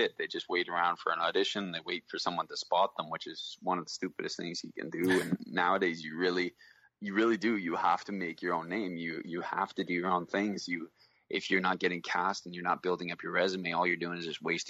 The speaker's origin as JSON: {"language": "English", "country": "Canada", "also_born_or_lived": "Vancouver", "said": "I'm Canadian, I'm at Vancouver"}